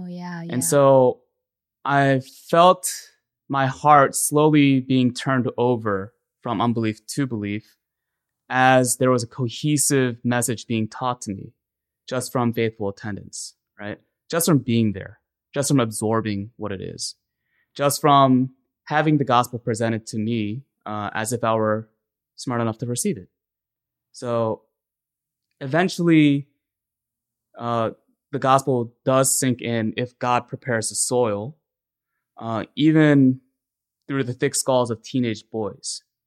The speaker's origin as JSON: {"language": "English", "town": "Ellicott City", "region": "Maryland", "country": "United States", "tie": "born or raised there", "said": "I grew up in Ellicott City, Maryland"}